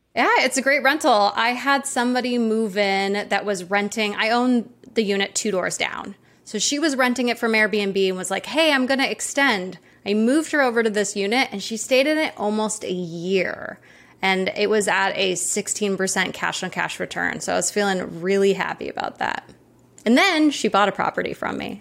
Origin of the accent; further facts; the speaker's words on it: Maui, Hawaii, United States; I grew up in Maui, and I'm actually in Maui right now